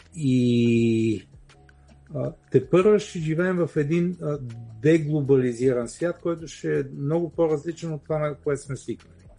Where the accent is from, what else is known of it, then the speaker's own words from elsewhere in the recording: Bulgaria; ние сме си българи и живеем тук